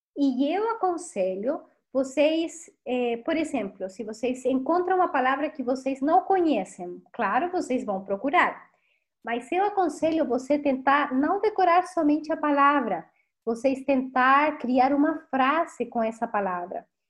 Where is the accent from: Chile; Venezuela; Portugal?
Chile; Portuguese is a second language; also born or lived in Rio de Janeiro, Brazil; now in Brazil; sou chilena